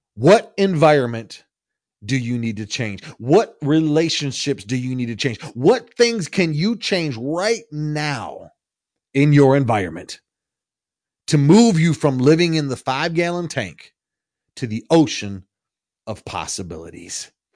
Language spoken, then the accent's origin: English; Michigan, United States; I'm from the Midwest. I'm from Michigan, and we have a lot of farmland where I'm from